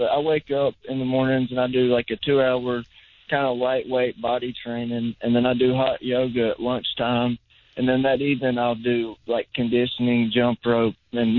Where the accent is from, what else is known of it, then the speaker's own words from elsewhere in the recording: North Carolina, United States; I grew up in North Carolina pretty much ever since I graduated high school, and there was a lot of bull riders at that point in time.